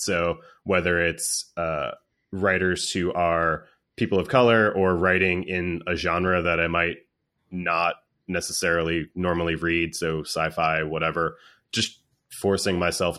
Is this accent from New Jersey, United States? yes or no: yes; New Jersey, United States; born there; While I was not born here, I was born in Jersey, like I said, but I've lived a good portion of my life down here